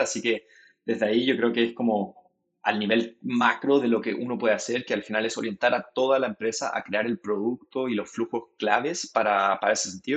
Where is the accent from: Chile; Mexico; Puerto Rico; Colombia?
Chile; moved away as an adult; also born or lived in United States; now in San Francisco, United States; yo nací en Chile, pasé harto tiempo de mi vida en, Estados Unidos cuando, cuando pequeño, volví a Chile para hacer todo lo que es la secundaria y la universidad.